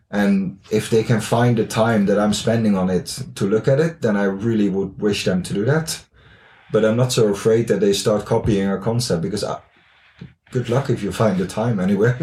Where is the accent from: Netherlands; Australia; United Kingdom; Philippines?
Netherlands; English is a second language; moved away as an adult; now in Haugesund, Norway; I'm from the Netherlands. I lived here now for uh, almost three years